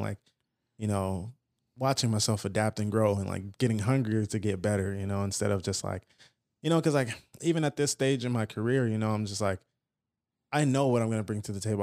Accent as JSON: {"language": "English", "town": "Fontana", "region": "California", "country": "United States", "tie": "born or raised there", "also_born_or_lived": "Los Angeles / San Bernardino", "said": "I grew up in Fontana for the most part"}